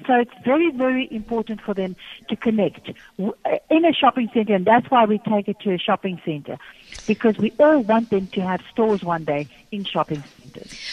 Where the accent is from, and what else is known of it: South Africa